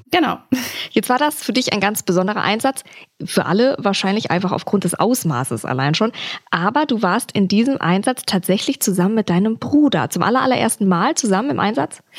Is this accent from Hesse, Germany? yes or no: yes; Eschwege, Hesse, Germany; Alter? 29. Woher kommst du? Eschwege.